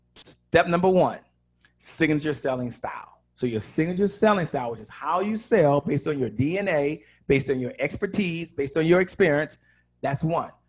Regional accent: Washington, District of Columbia, United States; I'm from Washington, D.C.

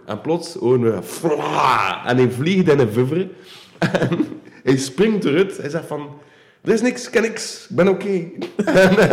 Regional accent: Wevelgem, Flanders, Belgium; ik eh, ben van Warvik

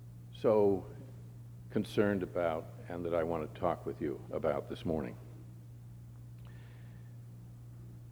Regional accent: Pittsburgh, Pennsylvania, United States; I grew up in Pittsburgh

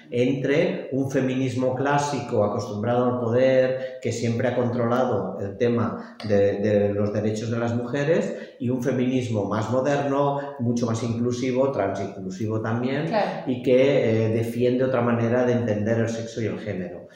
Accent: Lleida, Catalonia, Spain; now in Barcelona, Spain; soy de Lleida y estoy en contacto con las, con las entidades de allá

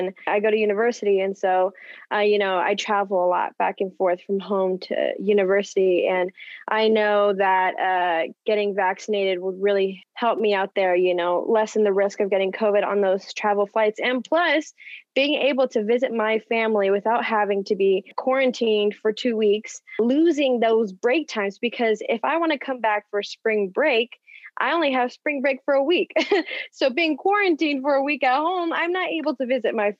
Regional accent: Nebraska, United States; I'm from Nebraska, and I go to college

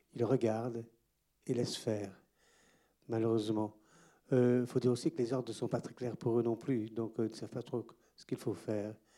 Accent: Goma, North Kivu, DR Congo; moved away; je suis né aussi à Goma, comme Denis, un petit peu avant lui

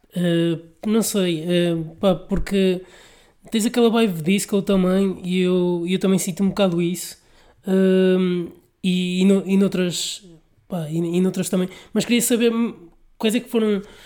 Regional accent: Vila Nova de Gaia, Norte, Portugal; Sou do Porto, de Gaia.

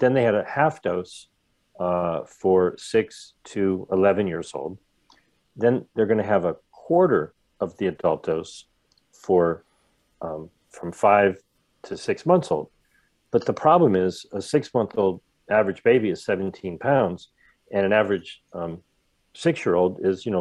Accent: Ohio, United States; also born or lived in Rhode Island; now in California, United States; I used to live in Rhode Island. Okay, I live in California now. I grew up in Ohio.

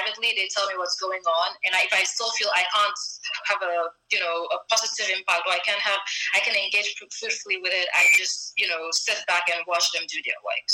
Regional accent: northern Ghana, Ghana; as a Ghanaian who's a Ghana from northern Ghana

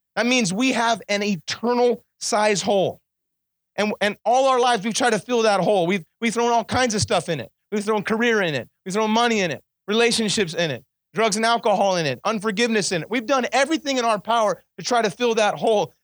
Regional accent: Kingman, Arizona, United States; I was born in Kingman, Arizona, right down the street from here.

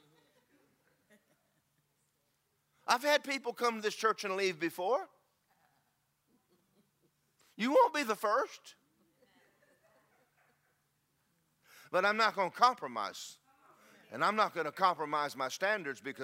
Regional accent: United States; I'm proud of being an American

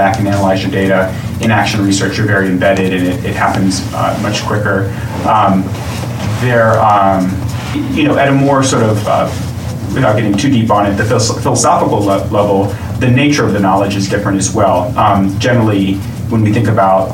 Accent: Richmond, Virginia, United States; moved away as an adult; I grew up in Richmond, but moved back to Richmond

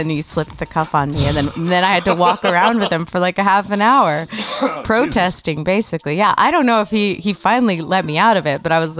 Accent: Connecticut, United States; now in Los Angeles, United States; just because I'm white and from Connecticut does not mean I ever learned to ski or play tennis

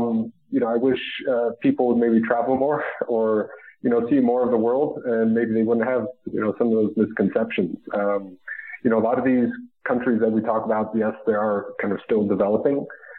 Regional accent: Madrid, Community of Madrid, Spain; born there; also born or lived in Mississippi, United States / Germany / Utah, United States; I was born in Madrid, Spain. My mom is from Spain, a different part up north near the Pyrenees Mountains and the border with France. So when I was growing up, my dad was stationed in Mississippi, Germany, Utah.

